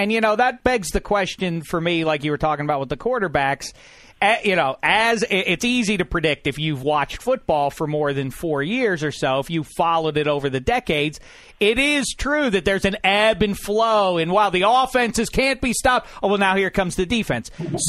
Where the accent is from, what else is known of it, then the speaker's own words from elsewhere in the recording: Pittsburgh, Pennsylvania, United States; in the 70s growing up in Pittsburgh